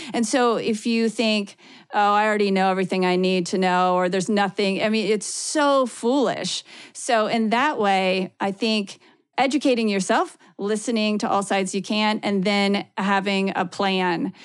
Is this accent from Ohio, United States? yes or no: yes; Ohio, United States; now in Kansas, United States; I grew up in the Midwest. I grew up in Ohio. I live in Kansas now